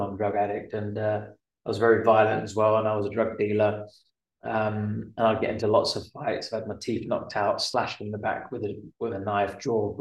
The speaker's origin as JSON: {"language": "English", "region": "London", "country": "United Kingdom", "said": "I'm from London originally, just outside of London anyway."}